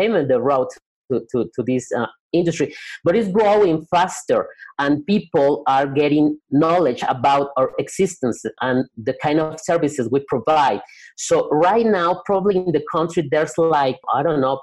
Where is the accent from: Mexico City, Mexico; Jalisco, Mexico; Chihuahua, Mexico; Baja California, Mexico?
Jalisco, Mexico; Guadalajara; I'm from Guadalajara, Mexico